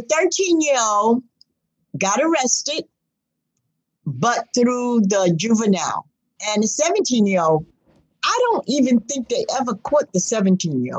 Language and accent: English; New York City, New York, United States; My parents was at the time living on 122nd, where I was born and raised in Harlem.